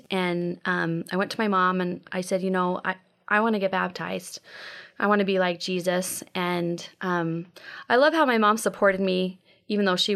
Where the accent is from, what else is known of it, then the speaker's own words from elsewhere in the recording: Las Cruces, New Mexico, United States; also born or lived in Texas; So um, I was born in Texas uh, and then I moved to New Mexico. And um, my parents were divorced. My mom uh, didn't want to keep living, and it was Las Cruces, New Mexico.